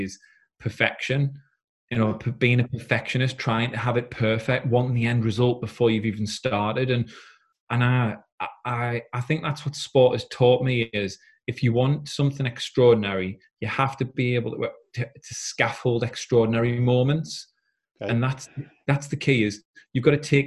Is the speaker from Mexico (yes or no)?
no; South Shields, North East England, United Kingdom; moved away as an adult; now in Yarm, United Kingdom; I'm actually from South Shields. I said, but I've recently just moved house down to Teesside in Yarm